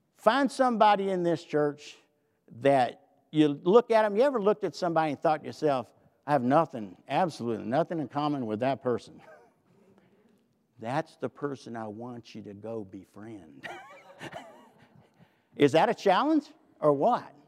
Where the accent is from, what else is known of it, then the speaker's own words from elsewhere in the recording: the South, United States; I'm from the South